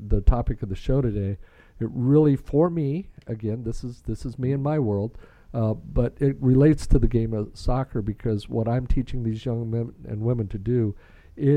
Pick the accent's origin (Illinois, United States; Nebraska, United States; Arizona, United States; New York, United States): Nebraska, United States; We were growing up in Nebraska